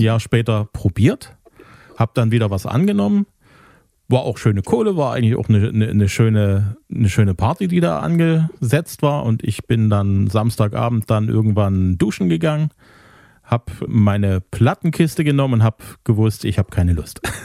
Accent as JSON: {"language": "German", "town": "Zwickau", "region": "Saxony", "country": "Germany", "tie": "born or raised there", "said": "Ich komme aus Zwickau"}